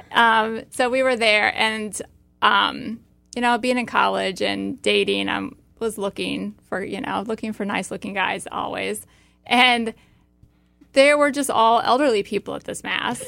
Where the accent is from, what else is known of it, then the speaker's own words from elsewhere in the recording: Iowa, United States; my backstory is that I grew up in Iowa on a family farm